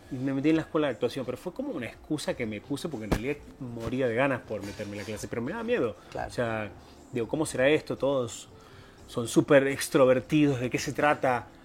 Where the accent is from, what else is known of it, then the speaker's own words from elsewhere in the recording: Buenos Aires, Argentina; moved away as an adult; now in Mexico; Soy de Argentina, Buenos Aires, eh, zona norte. No sé si conociste zona norte, es una como chendo para Tigre ahí, todo eso zona norte.